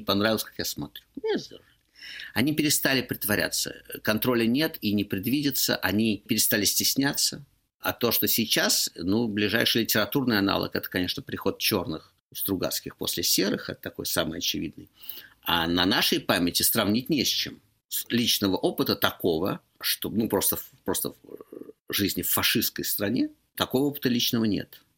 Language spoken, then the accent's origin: Russian; Moscow, Russia; moved away as an adult; я москвич